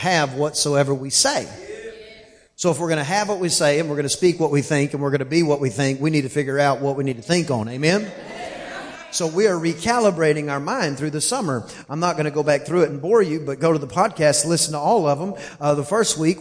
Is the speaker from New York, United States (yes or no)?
no; East Texas, United States; I'm from East Texas, and I say 10 like T-I-N